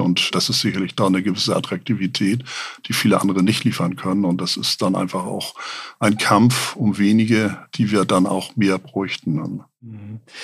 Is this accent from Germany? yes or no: yes; Hamburg, Germany; als Hamburger